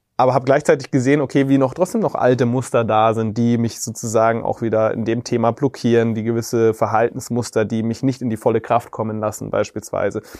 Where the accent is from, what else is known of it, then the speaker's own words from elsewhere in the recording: Reichersbeuern, Bavaria, Germany; ich bin bei dort in Reichersbeuern aufgewachsen